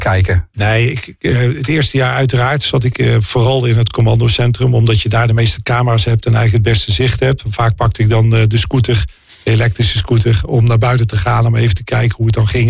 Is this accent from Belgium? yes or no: no; North Brabant, Netherlands; Weet je, ik kom uit Brabant. en ehm, daar vieren wij carnaval.